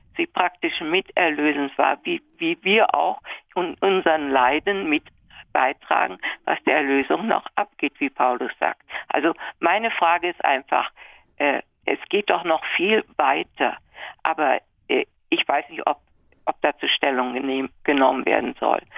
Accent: Germany; born or raised there; moved away as an adult; also born or lived in United States / Ghana; now in Netherlands

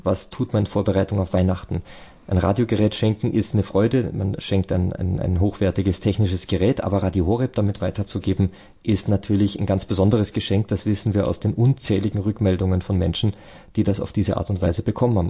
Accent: near Berchtesgaden, Bavaria, Germany; moved away; in der Nähe dort meine alte Heimat ist

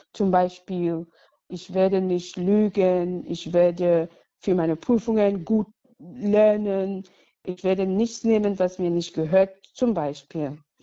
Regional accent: Cameroon; German is a second language; moved away as an adult; now in Cologne, Germany; Ich wurde in Kamerun geboren, so vor hm, fast 44 Jahren und wuchs als Katholikin auf

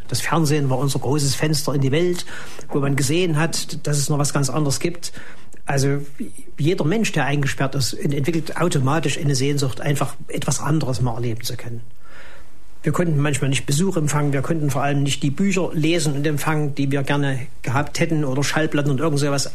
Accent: East Germany, Germany; bei uns in der DDR

